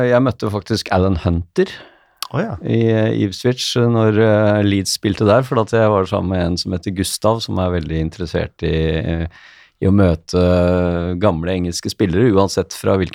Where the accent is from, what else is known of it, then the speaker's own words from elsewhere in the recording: Norway; vi er fra Norge